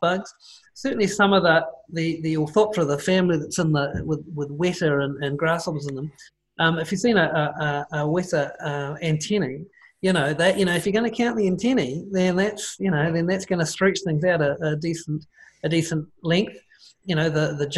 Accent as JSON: {"language": "English", "region": "Auckland", "country": "New Zealand", "said": "I'm from Tamaki Makaurau"}